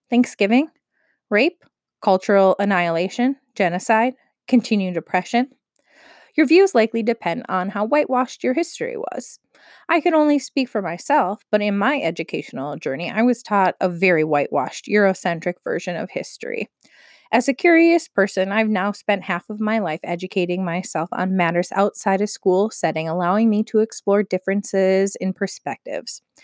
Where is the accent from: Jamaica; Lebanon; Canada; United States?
United States; Minnesota; my home state of Minnesota